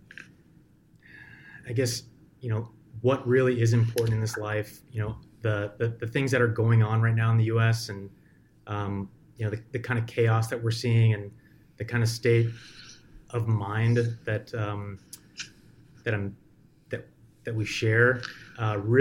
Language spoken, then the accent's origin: English; United States; I'm an American